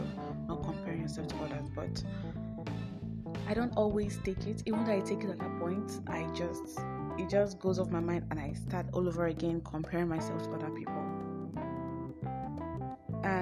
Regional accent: Nigeria; I am African. I am Nigerian. I'm not African. I'm Nigerian

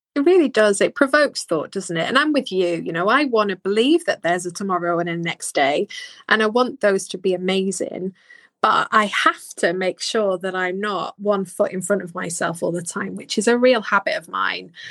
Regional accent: Bolton, North West England, United Kingdom; I'm from Bolton. I would try and hide my accent

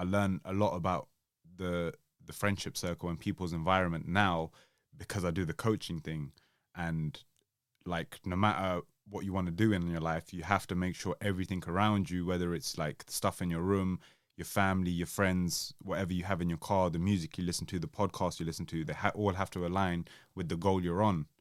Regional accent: Southall, London, United Kingdom; I grew up in South Hill.

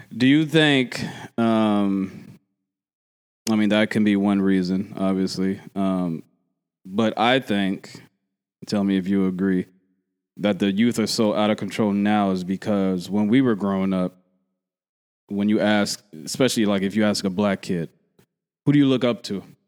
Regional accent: Philadelphia, Pennsylvania, United States; also born or lived in Oakland; I'm from Philly

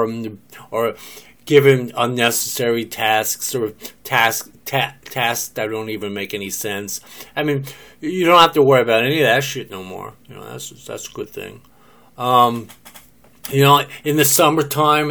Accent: New Jersey, United States; also born or lived in Philadelphia, Pennsylvania; now in Oklahoma, United States; I'm from New Jersey, I lived most of my life in New Jersey, I was born in Philadelphia

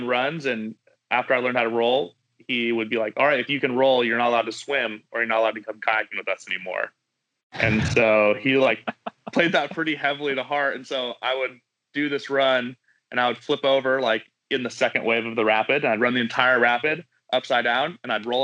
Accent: Kernville, California, United States; I grew up in Kernville, California, in the Southern Sierra

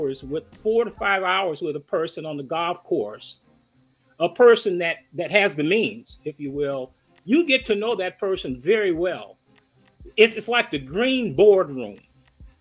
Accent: Chicago, Illinois, United States; moved away; I'm from the West Side

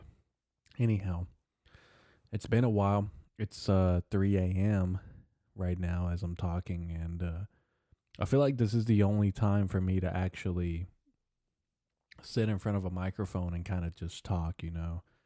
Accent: Arkansas, United States; I'm from Arkansas

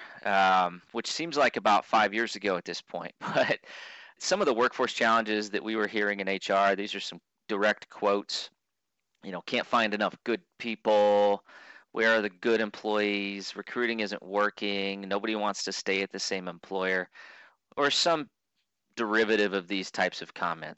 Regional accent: Clarinda, Iowa, United States; also born or lived in Burlington, Iowa; I was born in Clarinda, Iowa

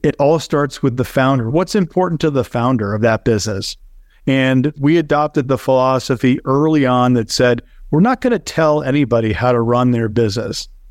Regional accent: Connecticut, United States; moved away as an adult; now in Naples, United States; I grew up in Connecticut

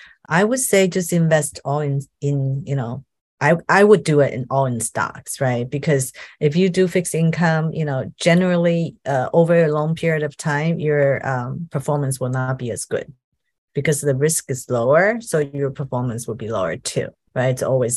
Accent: Taiwan; now in United States; The world is definitely changing here where I am in America. It's funny when I, you know, I came from Taiwan and Taiwan is definitely very equal in terms of gender employment

